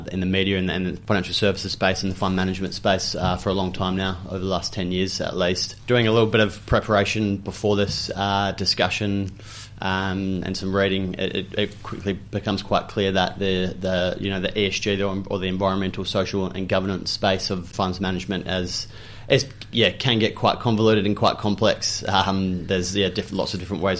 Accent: Australia; moved away as an adult; also born or lived in Wellington, New Zealand; now in Hastings, New Zealand; I spent some time growing up in Australia, so I spent most of my childhood there, and finished my schooling in Aussie

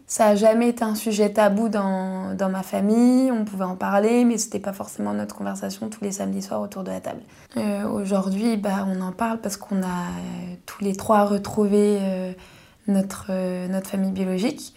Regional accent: Paris region, Île-de-France, France; je suis née sous X à Paris

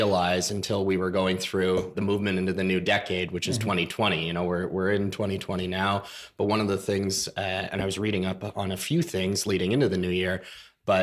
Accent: Canada

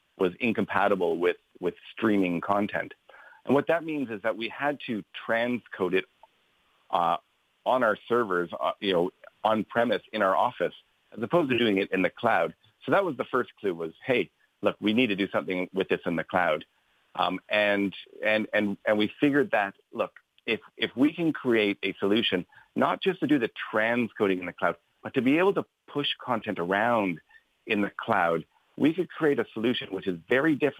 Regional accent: Canada; moved away as an adult; also born or lived in London; now in Ireland; As you can tell by my accent, I'm not local. I grew up in Canada

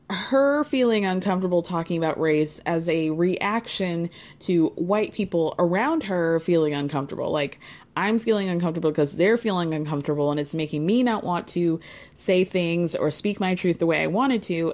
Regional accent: New York City, New York, United States; as a New Yorker

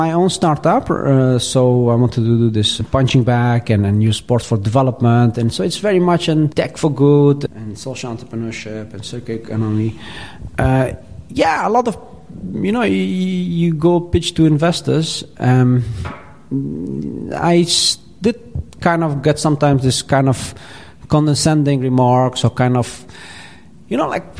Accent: Afghanistan; We come from Afghanistan and we are very proud people and want to fight for the underdog, right?

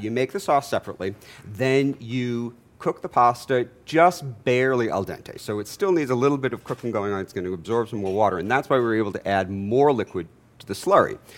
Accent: Jamaica; now in Atlanta, United States; I'm from Jamaica

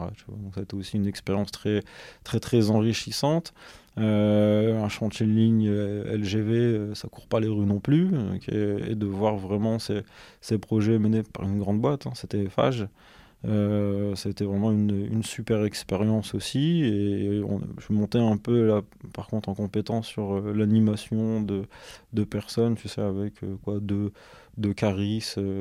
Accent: Douai, Hauts-de-France, France; also born or lived in Lens / Valenciennes / Lille metropolitan area; now in Lille, France; je suis originaire euh, de Lens. J'ai grandi à Douai, entre Douai et Lens

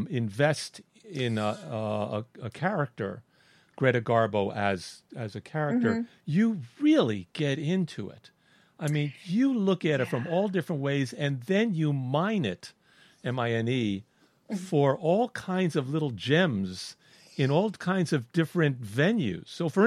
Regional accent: Miami, Florida, United States; accent: New York; But I had a New York accent too, and because I was brought up in Miami, but my father would talk Brooklyn, and so.

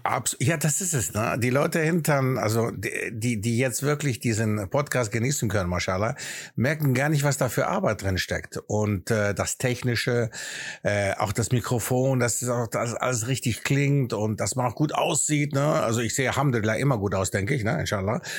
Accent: Aachen, North Rhine-Westphalia, Germany; accent: Greek; first language Greek; German is a second language; moved away as an adult; also born or lived in Athens, Greece; now in England; in der Stadt Aachen, wo ich aufgewachsen bin

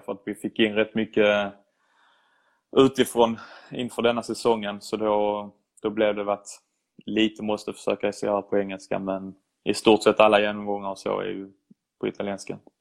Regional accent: Sweden; now in Italy; som svensk

